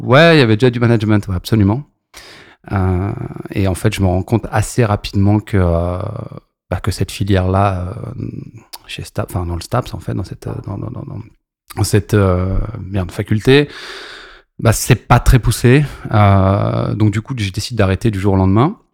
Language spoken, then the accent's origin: French; Maisons-Alfort, Île-de-France, France; born or raised there; also born or lived in Lorient